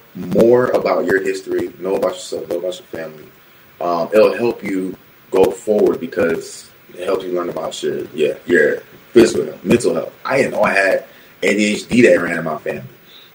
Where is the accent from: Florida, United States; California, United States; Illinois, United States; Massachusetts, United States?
Florida, United States; Plantation; I was born in Plantation General Hospital.